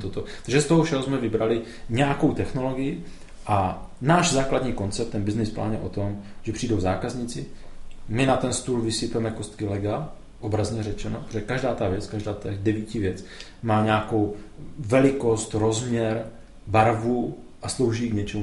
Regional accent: Beskydy mountains, Moravia, Czechia; also born or lived in Ostrava; Já jsem se vzal v Beskydech v horách. Mm-hmm. Jsem z Moravy

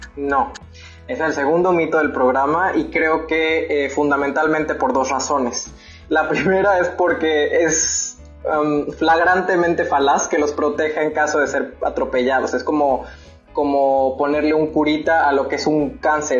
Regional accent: Veracruz, Mexico; also born or lived in Monterrey; soy de Veracruz

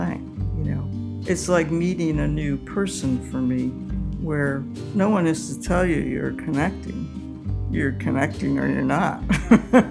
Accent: Utica, New York, United States; moved away; I always went home to my hometown for Easter, Utica, New York

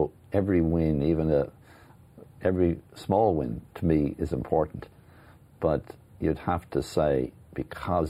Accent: Ireland; I'm very proud of being Irish

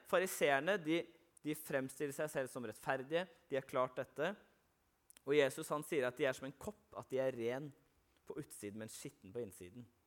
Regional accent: Arendal, Agder, Norway; der jeg kommer fra i Arendal

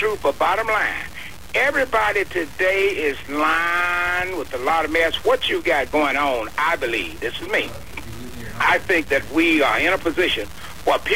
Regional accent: northern Mississippi, United States; moved away; I go back down into my home state of Mississippi, northern Mississippi

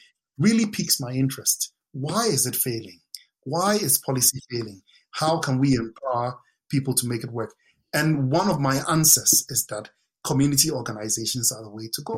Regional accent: Accra, Greater Accra, Ghana; moved away as an adult; I grew up in Ghana, lived in Ghana, first 22 years of my life, lived in suburban parts of Accra.

